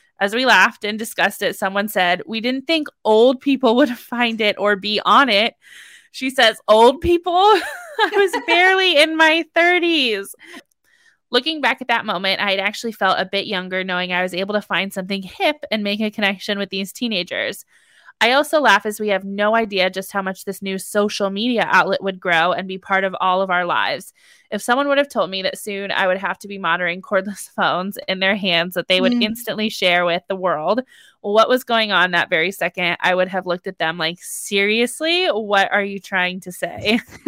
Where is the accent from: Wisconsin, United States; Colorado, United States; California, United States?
California, United States; I was born and raised in the San Francisco Bay Area, and when starting high school, we moved to the middle of nowhere in Northern California.